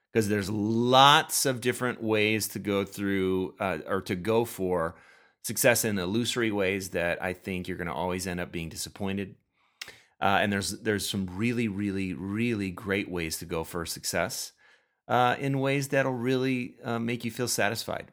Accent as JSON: {"language": "English", "region": "Minnesota", "country": "United States", "said": "I am from Minnesota"}